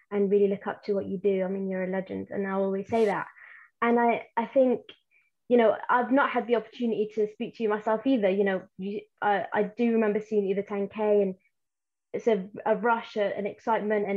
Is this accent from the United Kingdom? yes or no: yes; Plymouth, South West England, United Kingdom; English is a second language; also born or lived in Yemen; I'm from Plymouth